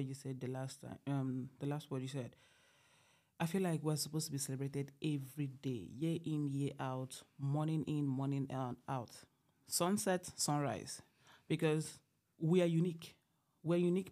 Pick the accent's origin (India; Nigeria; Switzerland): Nigeria; now in Canada; I am Nigerian, and I'm studying at Grenfell campus